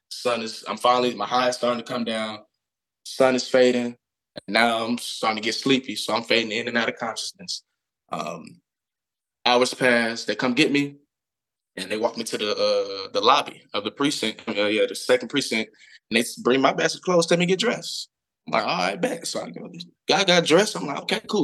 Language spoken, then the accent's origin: English; Atlanta, Georgia, United States; also born or lived in Florida / Beijing; born and raised in Atlanta, Georgia